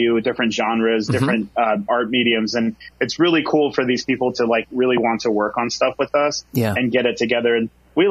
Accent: Bremerton, Washington, United States; I grew up in Bremerton in my high school, middle school years

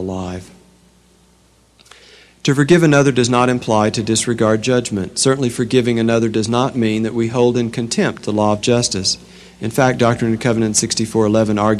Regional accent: the Bible Belt, United States; As a Protestant growing up in the Bible Belt, I recited the Lord's Prayer by memory almost every Sunday.

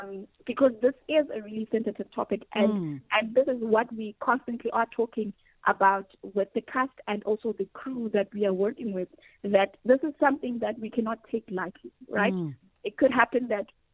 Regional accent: South Africa; as a young Black woman growing up in South Africa

